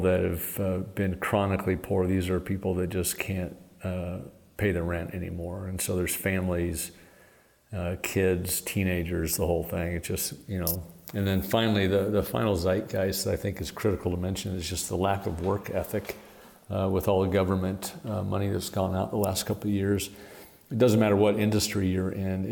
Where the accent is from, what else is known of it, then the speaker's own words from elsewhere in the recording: Portland, Oregon, United States; moved away; I'm from Portland, Oregon